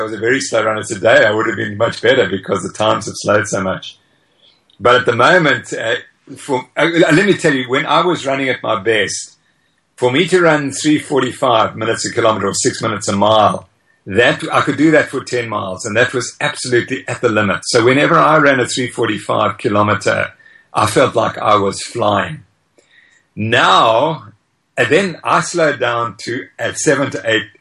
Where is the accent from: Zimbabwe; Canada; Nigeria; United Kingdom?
Zimbabwe; now in South Africa; I was born in Zimbabwe